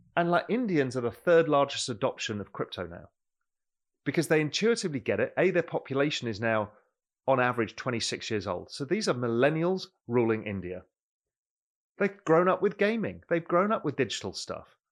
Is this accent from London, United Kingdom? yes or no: yes; London, United Kingdom; moved away as an adult; also born or lived in Mediterranean coast of Spain; now in Spain; I grew up in London